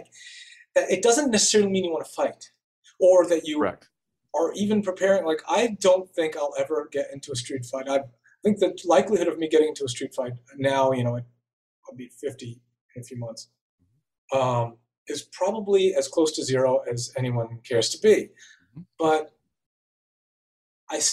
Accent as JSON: {"language": "English", "town": "New York City", "region": "New York", "country": "United States", "tie": "born or raised there", "moved": "yes", "said": "I grew up in New York City in the Bronx and in the 70s and 80s"}